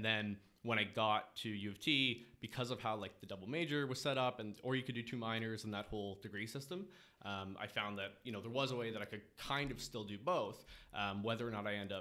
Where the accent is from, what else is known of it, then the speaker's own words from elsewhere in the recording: Kingston, Ontario, Canada; moved away as an adult; now in Toronto, Canada; I'm from Kingston, Ontario